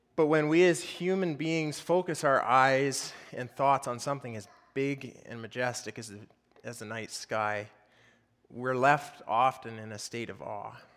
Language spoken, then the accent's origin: English; Fort St. John, British Columbia, Canada; I grew up locally here around Fort St. John, um, grew up raising cattle